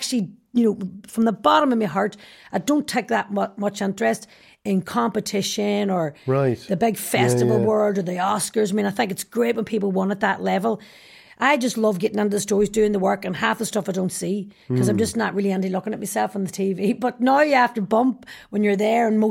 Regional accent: Derry, Northern Ireland, United Kingdom; I'm very obsessed with injustice because I'm from Derry

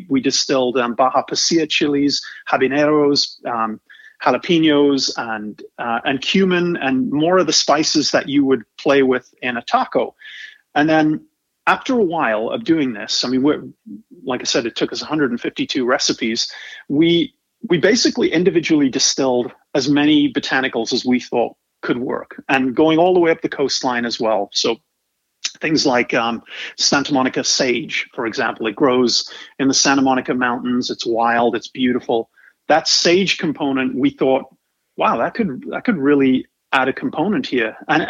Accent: England, United Kingdom; And you ask me where I'm from, I'm originally from England. Where you're from matters, and you kind of carry that with you the rest of your life. It doesn't matter where you've lived, and I've lived on four continents

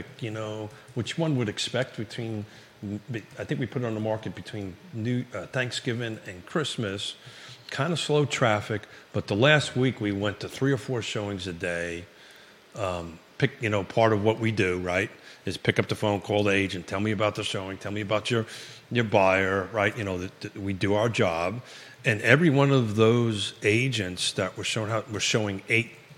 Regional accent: New York, United States; accent: New York; now in Charlottesville, United States; it's a New York accent

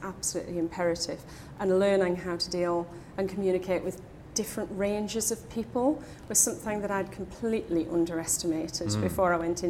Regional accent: Newcastle upon Tyne, North East England, United Kingdom; As a Geordie

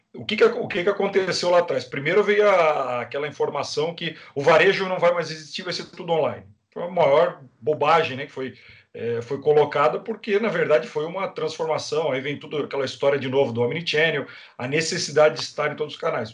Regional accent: Brazil

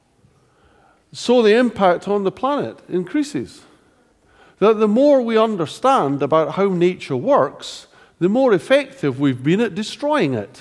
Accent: Scotland, United Kingdom; being Scottish

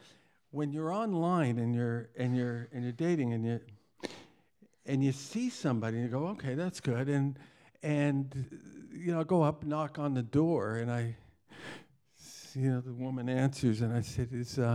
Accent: Toronto, Ontario, Canada; tonight, we're visiting from Toronto, Canada

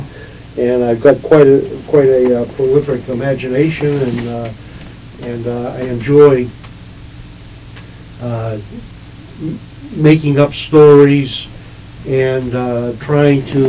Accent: Chelsea, Massachusetts, United States; I grew up in Chelsea, and I was born there in the 1940s

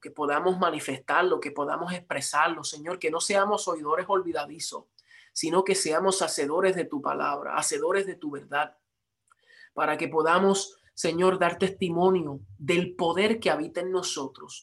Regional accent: Puerto Rico; yo soy puertorriqueño

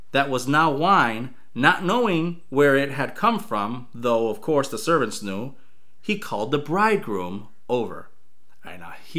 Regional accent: Chicago, Illinois, United States; when I was growing up in Chicago, we used to play basketball often

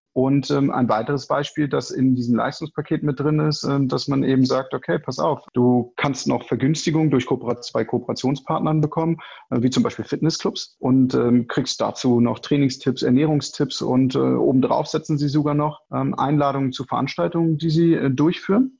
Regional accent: Hanover, Lower Saxony, Germany; also born or lived in Rhine-Neckar Metropolitan Region; now in Sandhausen, Germany; geboren in Hannover, wohnhaft in der schönen Metropolregion Rhein-Neckar

